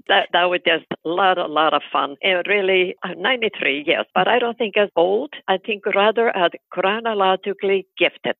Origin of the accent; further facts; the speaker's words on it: Iceland; moved away as an adult; now in United States; growing up in Iceland